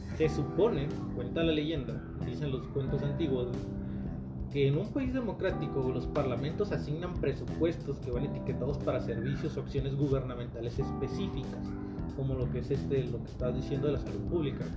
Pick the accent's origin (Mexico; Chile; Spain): Mexico; como mexicano promedio, yo, al igual que mucha gente que conozco, vivimos en pinches departamentos, casitas de Infonavit